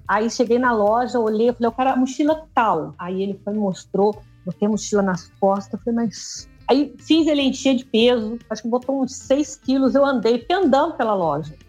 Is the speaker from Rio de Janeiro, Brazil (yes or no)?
yes; Resende, Rio de Janeiro, Brazil; moro aqui em Resende, nascido e criado em Resende